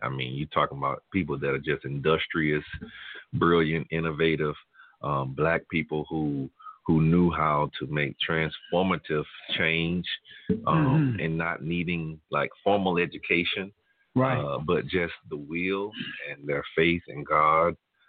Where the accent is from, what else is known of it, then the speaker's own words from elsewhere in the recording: Tuskegee, Alabama, United States; moved away as an adult; now in Tulsa, United States; the city I grew up in, Tuskegee. Which is a historic place.